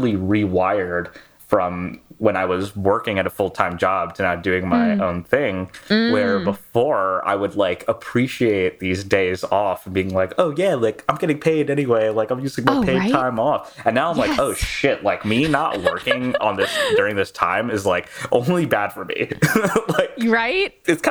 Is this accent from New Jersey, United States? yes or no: no; New York, United States; I grew up in New York. I went to college here and I'm still here.